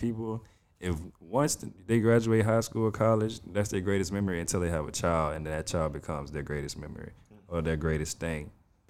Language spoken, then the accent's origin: English; New Orleans, Louisiana, United States; I'm from New Orleans, grew up, all